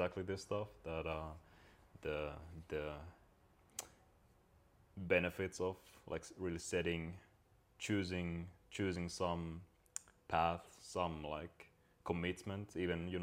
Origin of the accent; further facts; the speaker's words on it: Finland; when I grew up in Finland